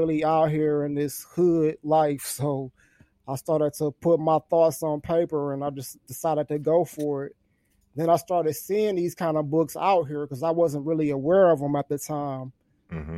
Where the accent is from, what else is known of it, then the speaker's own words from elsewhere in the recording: Detroit, Michigan, United States; I'm actually from Detroit, Michigan